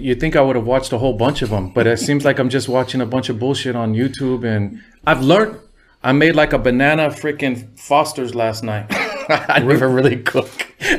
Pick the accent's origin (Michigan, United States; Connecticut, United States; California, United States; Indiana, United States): California, United States; Huntington Beach; I was raised in Huntington Beach, Orange County.